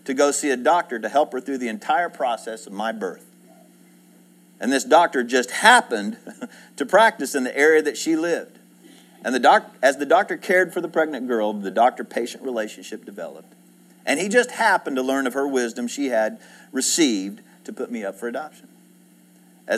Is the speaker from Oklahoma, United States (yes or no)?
yes; Edmond, Oklahoma, United States; also born or lived in Houston area, Texas (born); I grew up in Edmond. I went to first grade here.